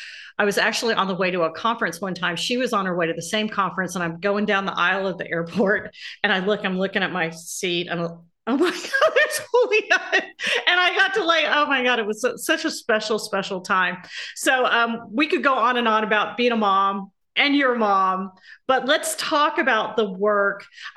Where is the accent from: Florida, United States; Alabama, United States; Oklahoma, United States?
Florida, United States; born or raised there; accent: Southern; moved away; also born or lived in Georgia